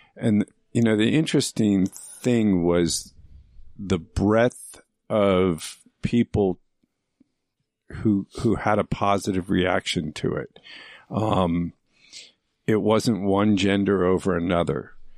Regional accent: Phoenix, Arizona, United States; also born or lived in Mineola, Long Island, New York; I was raised in Phoenix, Arizona

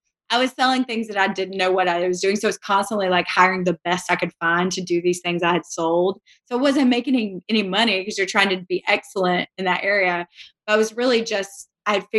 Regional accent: Savannah, Georgia, United States; moved away as an adult; now in Birmingham, United States; So I'm from Savannah, Georgia.

